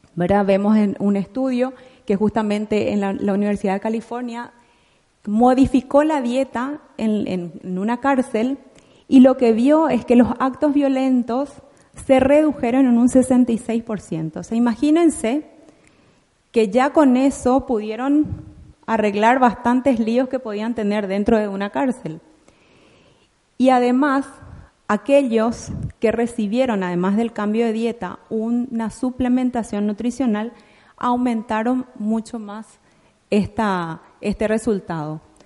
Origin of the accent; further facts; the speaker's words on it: Paraguay; en mi país, Paraguay